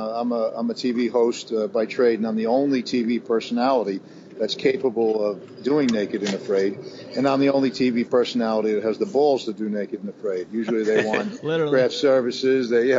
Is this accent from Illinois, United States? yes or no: no; New York City, New York, United States; now in Westchester, New York, United States; I'm born and raised in Brooklyn, New York.